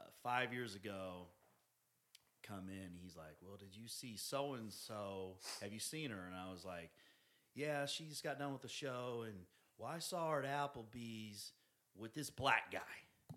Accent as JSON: {"language": "English", "town": "Independence", "country": "United States", "tie": "born or raised there", "said": "I grew up in Independence. And, you know, there was a Samoan population. There was white. There was some black."}